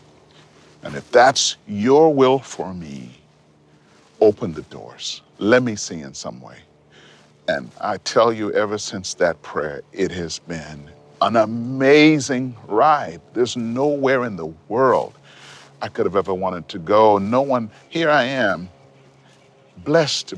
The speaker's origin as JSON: {"language": "English", "town": "Montreal", "region": "Quebec", "country": "Canada", "tie": "born or raised there", "said": "I was growing up in Montreal, living in Montreal."}